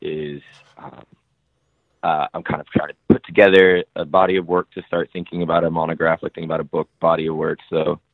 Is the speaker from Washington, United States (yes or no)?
yes; Seattle, Washington, United States; I grew up in Seattle, south end of Seattle, which was like a huge immigrant community.